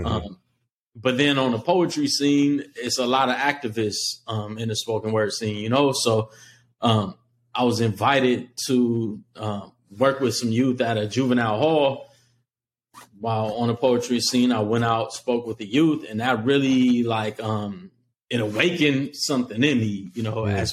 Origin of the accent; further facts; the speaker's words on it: Los Angeles, California, United States; I'm a kid from Los Angeles during like the crack epidemic